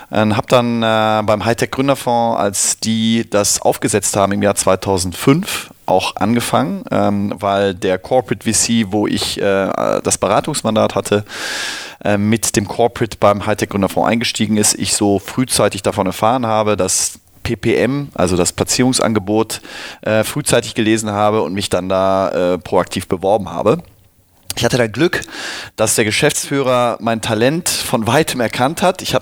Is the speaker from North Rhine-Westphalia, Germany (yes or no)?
yes; Cologne, North Rhine-Westphalia, Germany; Wo komme ich her? Ich komme aus Köln-Nippes.